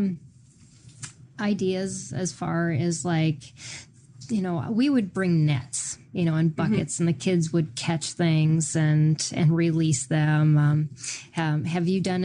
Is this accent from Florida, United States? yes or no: no; Minnesota, United States; I grew up in Minnesota